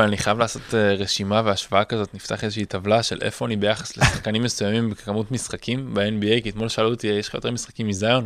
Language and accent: Hebrew; Israel; אני מישראל